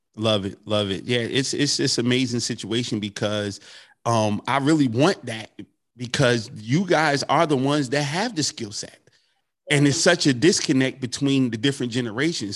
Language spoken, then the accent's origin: English; North New Jersey, United States; my hometown, North New Jersey